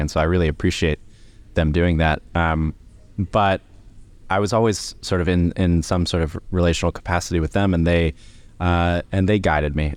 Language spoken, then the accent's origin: English; Columbus, Ohio, United States; moved away as an adult; now in United Kingdom; I'm from Ohio, originally, Columbus, Ohio